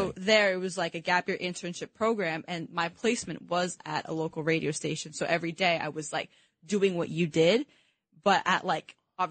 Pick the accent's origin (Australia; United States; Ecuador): United States; East Coast; growing up on the East Coast